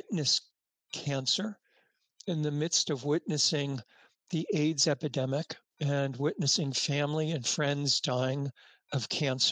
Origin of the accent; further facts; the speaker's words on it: United States; also born or lived in New York; as an American in New York